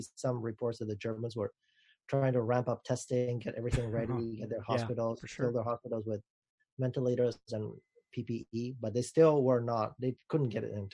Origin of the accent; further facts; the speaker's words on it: Madrid, Community of Madrid, Spain; now in United States; I was born in Madrid